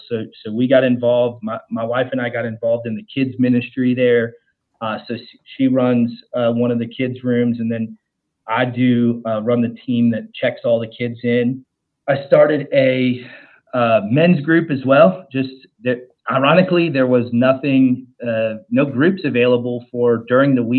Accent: Ohio, United States; now in Charlotte, United States; I live in Charlotte, North Carolina. My family, and I'm originally from Ohio

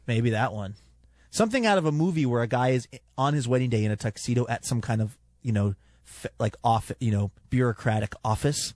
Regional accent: California, United States; I was born in California and My parents are U S citizens

